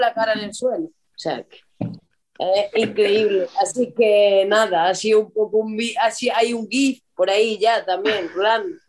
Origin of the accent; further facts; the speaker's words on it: Córdoba, Andalusia, Spain; moved away as an adult; now in Ourense, Spain; yo soy de Córdoba, pero llevo ya 12 años aquí en Orense